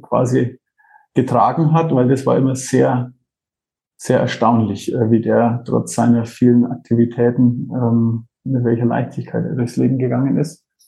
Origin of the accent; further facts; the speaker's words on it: Franconia, Bavaria, Germany; accent: Franconian; wo ich geboren bin, weil man hörte diesen fränkischen Einschlag ganz wenig.